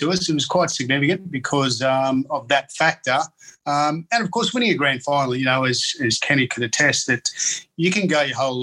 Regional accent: Taree, New South Wales, Australia; I grew up in Taree and played all of my junior league there

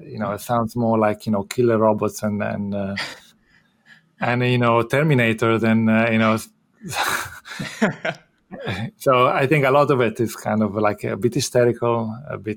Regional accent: Italy; moved away as an adult; also born or lived in United Kingdom / Rotterdam, Netherlands; now in Philadelphia, United States; I'm originally from Italy

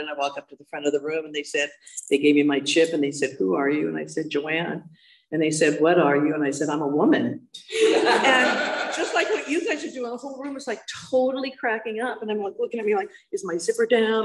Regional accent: Hermosa Beach, California, United States; I grew up in the South Bay, so I grew up in Hermosa Beach

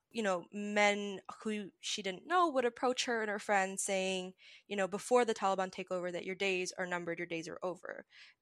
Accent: Pakistan; As a Pakistani Muslim

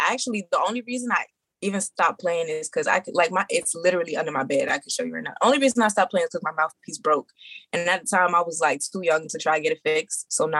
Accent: Brooklyn, New York, United States; also born or lived in Maryland / Georgia; So I am originally from Brooklyn. New York.

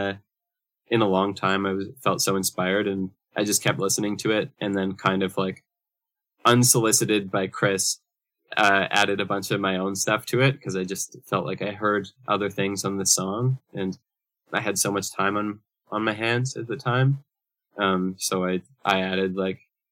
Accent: Brandon, Manitoba, Canada; now in Winnipeg, Canada; both grew up in a city a couple hours west of where we live now. We're both from Brandon, Manitoba, originally

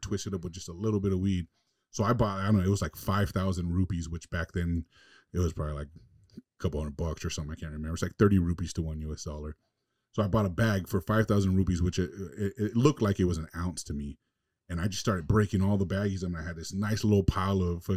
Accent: Los Angeles, California, United States; I was from LA, I was from West Coast, I was from the States

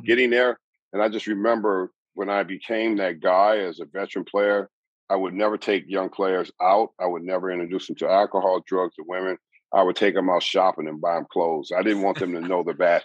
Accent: Southern California, United States; I grew up in Southern California

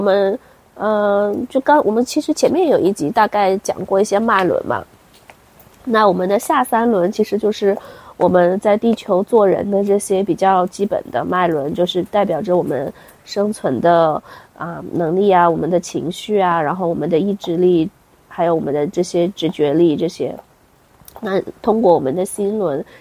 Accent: China; 我们中国人

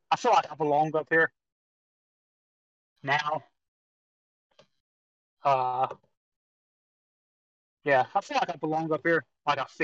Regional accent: Georgia, United States; moved away; I'm from Georgia

